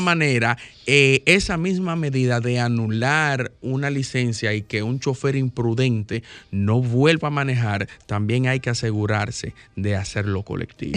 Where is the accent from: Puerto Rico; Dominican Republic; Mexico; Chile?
Dominican Republic; yo me sentí mal como dominicano